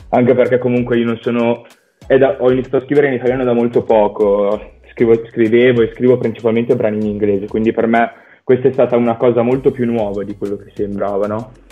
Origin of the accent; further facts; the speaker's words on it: Valenza, Piedmont, Italy; Di Valencia, in provincia di Alessandria.